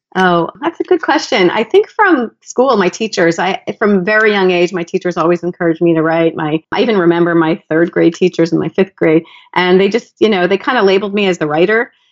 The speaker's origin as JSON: {"language": "English", "region": "South Florida", "country": "United States", "tie": "born or raised there", "said": "I grew up in South Florida where nature is pretty wild"}